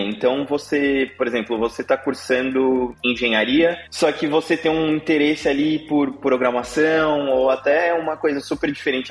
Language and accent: Portuguese; São Paulo, Brazil; moved away as an adult; now in Texas, United States; eu sou de São Paulo, capital. Morei a vida, praticamente a vida toda na Zona Norte, São Paulo